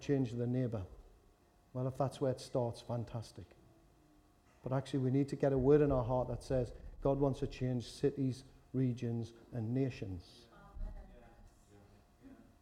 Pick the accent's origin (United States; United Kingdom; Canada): United Kingdom; Newcastle upon Tyne, North East England; accent: Geordie; I'm from Walker